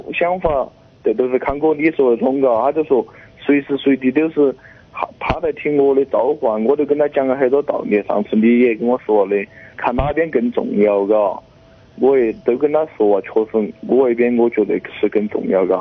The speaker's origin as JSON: {"language": "Chinese", "region": "Chongqing", "country": "China", "tie": "born or raised there", "moved": "as an adult", "lives_now": "Yunnan, China", "said": "我们老家嘛，就是重庆的，但是现在他在湖南，我在云南"}